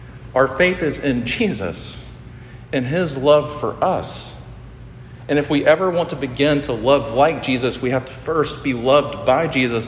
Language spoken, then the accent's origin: English; Sumter, South Carolina, United States; also born or lived in Statesboro, Georgia / Columbia, South Carolina; I grew up in Sumter, this is about an hour from here